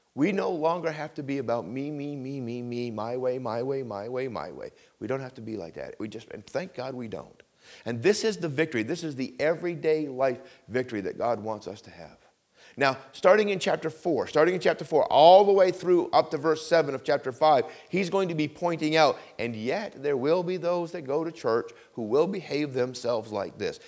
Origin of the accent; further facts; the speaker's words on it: Vermont, United States; I grew up in Vermont